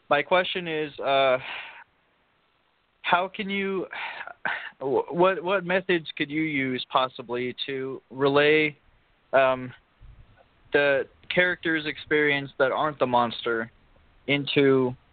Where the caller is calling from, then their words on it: Illinois, United States; I'm from East Central Illinois